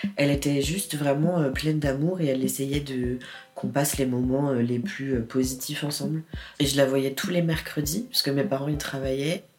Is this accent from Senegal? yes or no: no; Paris, Île-de-France, France; Je suis née à Paris 14e